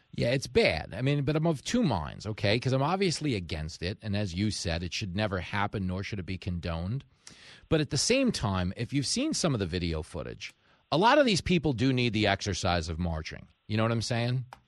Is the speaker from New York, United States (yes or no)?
yes; Long Island, New York, United States; growing up on Long Island